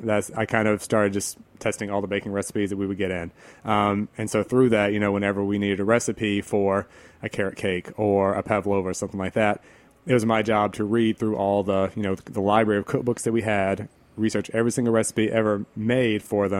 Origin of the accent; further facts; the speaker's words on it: the South, United States; what we have growing up in the South